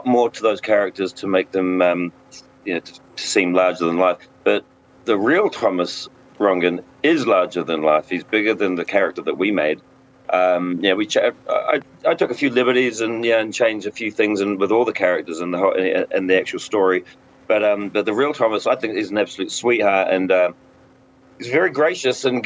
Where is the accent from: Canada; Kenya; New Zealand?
New Zealand; moved away as an adult; I'm from New Zealand, which is very close to Samoa and Hawaii and all those places